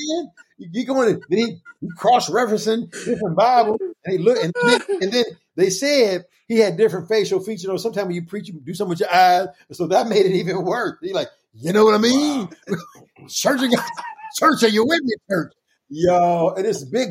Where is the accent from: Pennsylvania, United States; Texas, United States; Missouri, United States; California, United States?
Missouri, United States; Kansas City; the church where I grew up at in Kansas City